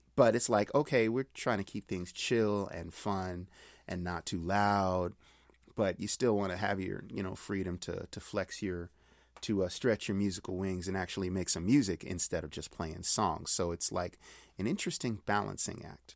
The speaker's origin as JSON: {"language": "English", "town": "Pittsburgh", "region": "Pennsylvania", "country": "United States", "moved": "yes", "lives_now": "Long Beach, United States", "said": "I'm from Pittsburgh, currently living in Long Beach, California"}